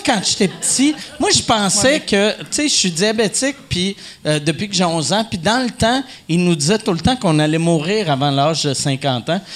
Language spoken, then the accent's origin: French; Quebec, Canada; en tant que Québécois